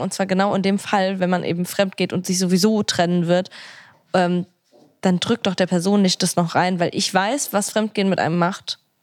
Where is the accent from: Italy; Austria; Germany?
Italy; Ich bin Italienerin